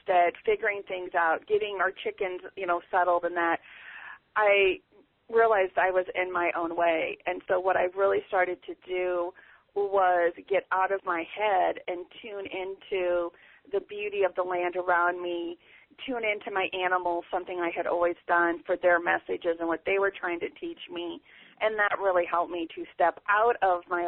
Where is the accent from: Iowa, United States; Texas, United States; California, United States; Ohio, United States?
Iowa, United States; moved away as an adult; now in Ozarks, United States; I was born and raised in Iowa